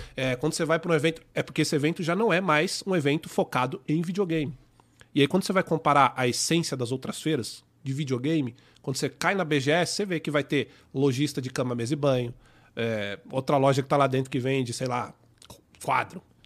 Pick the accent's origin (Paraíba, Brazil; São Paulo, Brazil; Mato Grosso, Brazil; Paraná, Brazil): São Paulo, Brazil; accent: paulista; o meu sotaque de paulista